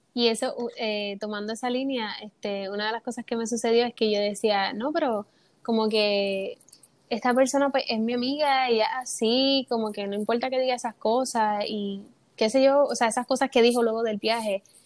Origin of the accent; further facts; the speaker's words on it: Puerto Rico; soy de Puerto Rico, tengo 22 años